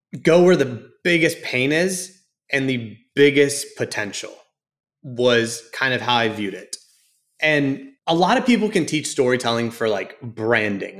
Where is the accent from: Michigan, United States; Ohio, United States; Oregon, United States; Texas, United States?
Texas, United States; Houston; also born or lived in Dallas, Texas; I grew up in Houston